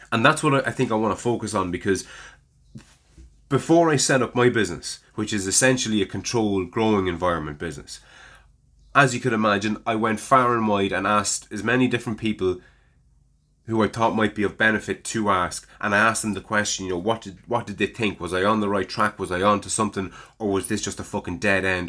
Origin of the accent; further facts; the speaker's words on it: Ireland; as an Irishman